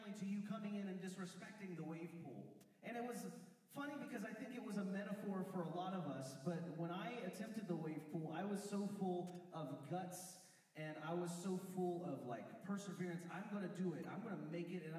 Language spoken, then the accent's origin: English; West Virginia, United States; I grew up in West Virginia